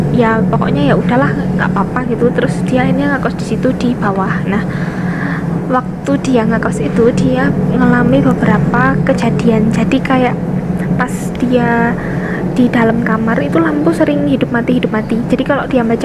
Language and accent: Indonesian; Wonosobo, Central Java, Indonesia; sebelumnya saya ini asalnya dari Wonosobo Jawa Tengah tapi saya pernah kuliah di UGM D3 Sekolah Vokasi Bahasa Perancis terus sekarang saya ting eh, apa balik lagi ke Wonosobo